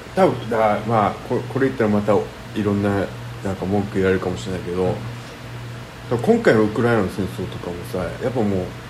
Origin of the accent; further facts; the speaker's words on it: Okinawa, Japan; 俺沖縄人じゃんね